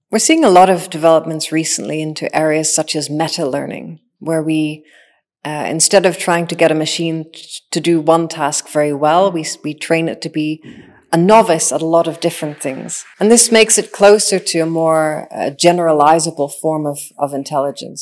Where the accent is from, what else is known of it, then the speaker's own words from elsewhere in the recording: Northern Ireland, United Kingdom; I am a machine intelligence engineer that grew up in Northern Ireland.